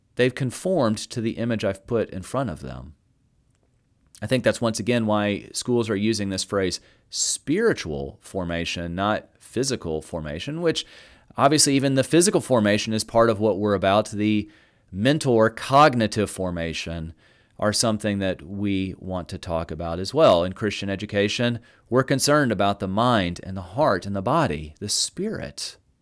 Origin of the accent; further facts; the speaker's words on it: the South, United States; I'm from the South